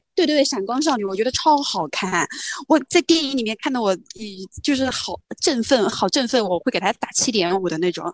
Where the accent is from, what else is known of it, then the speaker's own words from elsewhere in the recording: China; 我们中国人自己的智慧